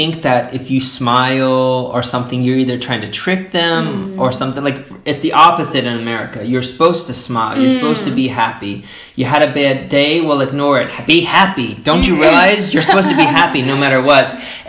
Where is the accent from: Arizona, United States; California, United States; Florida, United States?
Florida, United States; now in Poland; So I'm literally from Florida